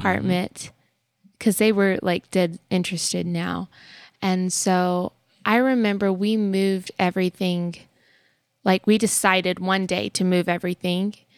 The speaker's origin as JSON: {"language": "English", "region": "Texas", "country": "United States", "tie": "born or raised there", "moved": "as an adult", "lives_now": "Tennessee, United States", "said": "living in Texas for, like, the majority of our short little lives up till now"}